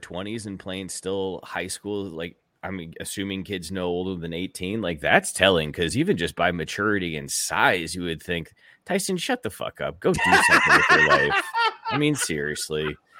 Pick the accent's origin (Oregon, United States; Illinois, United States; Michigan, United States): Michigan, United States; Ann Arbor; So I grew up in Ann Arbor, again, pretty close to the border with Canada, Michigan.